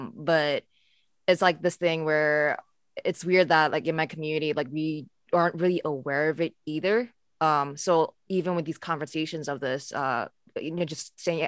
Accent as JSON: {"language": "English", "country": "United States", "said": "For me, like growing up as being Asian American, it's not really talked about a lot in our community, actually."}